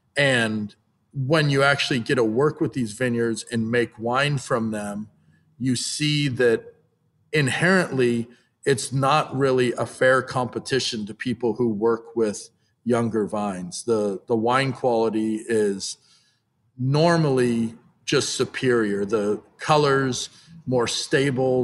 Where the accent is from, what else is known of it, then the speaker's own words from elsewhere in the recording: Napa, California, United States; I was born and raised in Napa, went away to college, and I moved home